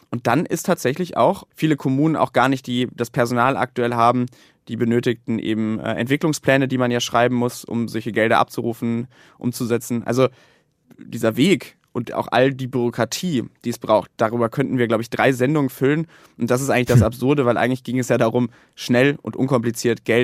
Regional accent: North Rhine-Westphalia, Germany; Länder wie zum Beispiel mein Heimatland Nordrhein-Westfalen, wo noch nicht mal zehn Prozent abgerufen worden sind.

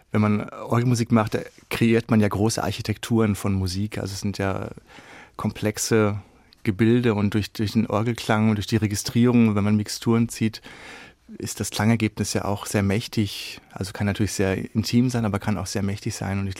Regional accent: Beckum, North Rhine-Westphalia, Germany; Und ich komme ja aus Beckum, das ist eine Kleinstadt in Nordrhein-Westfalen.

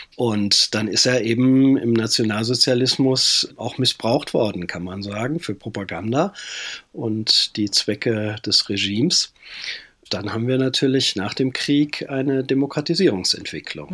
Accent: WDR broadcast area, North Rhine-Westphalia, Germany; Also ich bin äh, im Sendegebiet des WDR groß geworden

